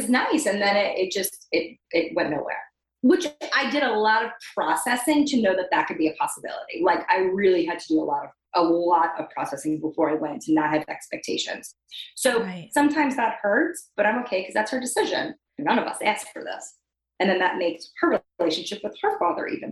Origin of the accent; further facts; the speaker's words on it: Long Island, New York, United States; moved away; I'm from Long Island, New York.